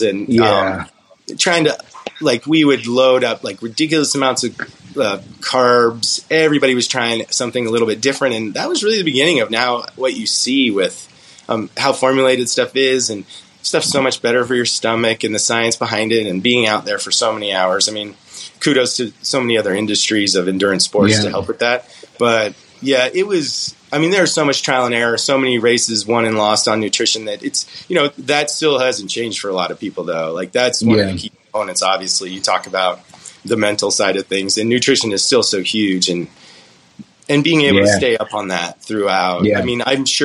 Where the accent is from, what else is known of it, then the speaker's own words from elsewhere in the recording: Colorado, United States; "Where are you from?" I'm like, "Colorado."